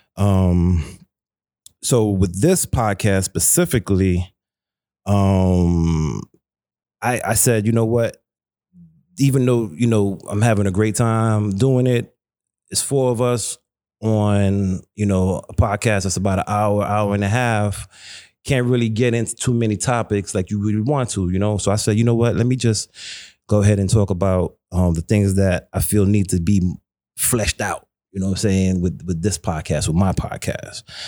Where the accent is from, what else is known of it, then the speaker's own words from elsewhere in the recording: New York City, New York, United States; growing up in Brooklyn, growing up in Flatbush